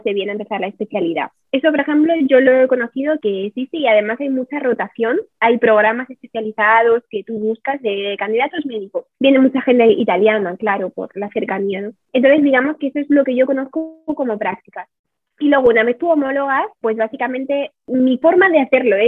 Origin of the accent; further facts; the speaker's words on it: Madrid, Community of Madrid, Spain; moved away as an adult; now in Ticino, Switzerland; soy de Madrid